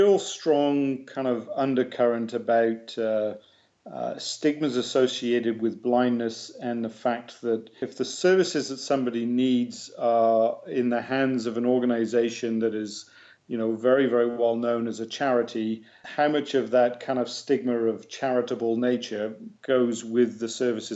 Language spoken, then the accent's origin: English; England, United Kingdom; accent: English; now in Canada; I still have a proud English accent